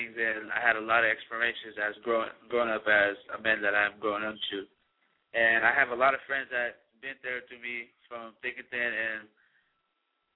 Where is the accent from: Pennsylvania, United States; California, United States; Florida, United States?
California, United States; Moreno Valley; also born or lived in Riverside, California; I was born in Riverside, California, raised in Moreno Valley